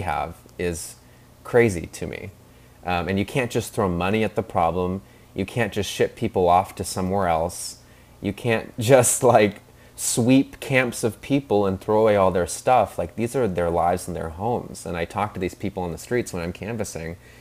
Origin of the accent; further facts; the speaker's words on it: Seattle, Washington, United States; also born or lived in New York; I was born in Seattle and grew up here